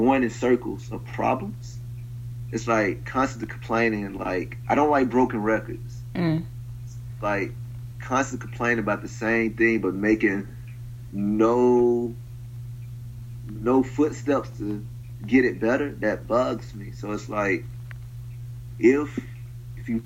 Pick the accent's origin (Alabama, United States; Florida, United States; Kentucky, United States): Alabama, United States; Prichard; moved away; also born or lived in Mobile, Alabama; I'm from Pritchard